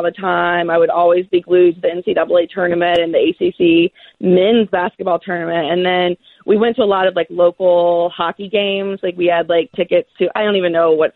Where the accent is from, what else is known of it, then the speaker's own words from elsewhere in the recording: Greensboro, North Carolina, United States; I'm from Greensboro